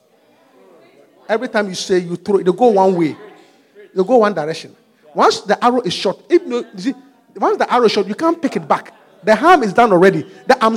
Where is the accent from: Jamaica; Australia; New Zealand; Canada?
Jamaica; Kingston; I was born in Kingston, Jamaica